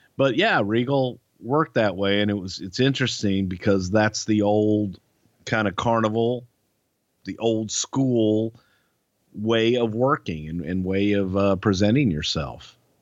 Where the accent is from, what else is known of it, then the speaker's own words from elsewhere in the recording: United States; us Americans